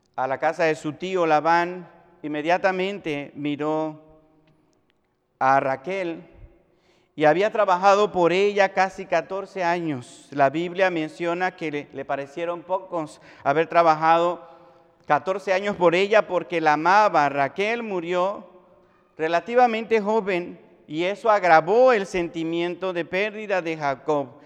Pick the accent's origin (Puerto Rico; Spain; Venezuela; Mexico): Mexico; nosotros como sociedad mexicana